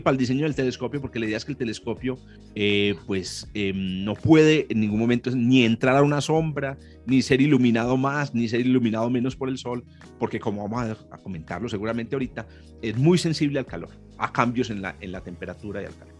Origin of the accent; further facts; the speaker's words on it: Antioquia, Colombia; Los dos somos antioqueños